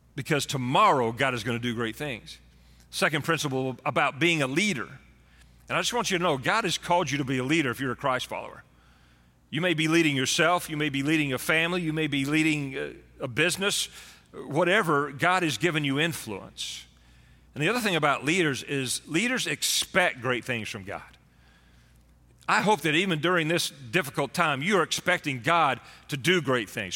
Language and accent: English; Texas, United States; being a Texan, Born and raised in Texas